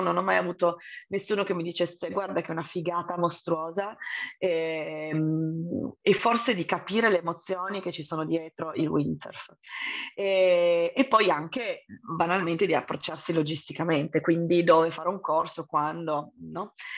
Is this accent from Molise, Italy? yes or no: no; Turin, Piedmont, Italy; sono originaria di Torino